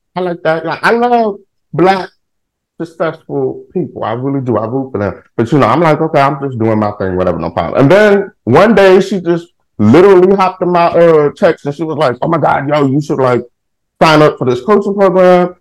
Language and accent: English; Houston, Texas, United States; I live in Texas. I'm from Houston, Texas